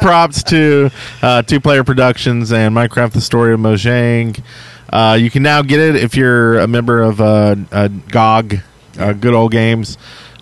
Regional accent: United States; I'm American

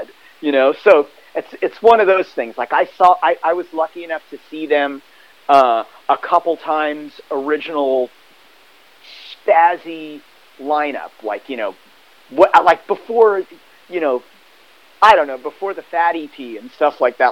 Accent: Hermosa Beach, California, United States; I grew up in Hermosa Beach

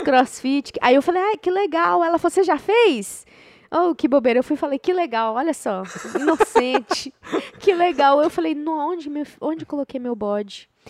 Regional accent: Brazil; moved away; sou brasileira

